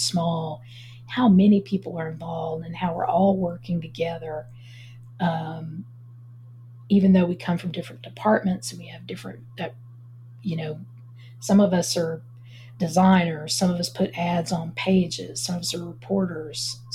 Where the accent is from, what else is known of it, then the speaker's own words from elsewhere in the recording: Galax, Virginia, United States; I grew up in Galax, Virginia, right on the North Carolina border, up in the Appalachian Mountains